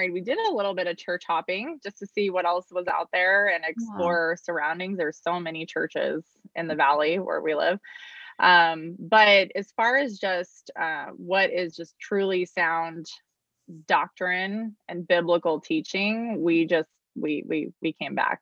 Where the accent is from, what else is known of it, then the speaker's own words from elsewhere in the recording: Arizona, United States; I was born and raised here in Arizona